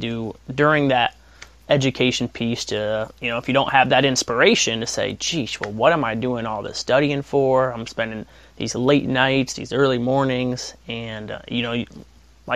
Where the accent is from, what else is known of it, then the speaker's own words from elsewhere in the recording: Northwest Ohio, United States; I'm about an hour right now from my hometown, but I'm like, I love Northwest Ohio